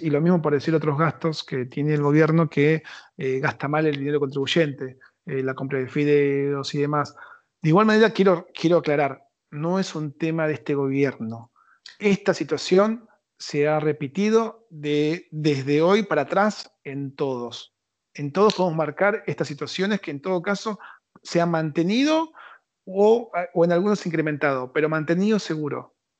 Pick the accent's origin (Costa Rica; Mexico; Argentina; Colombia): Argentina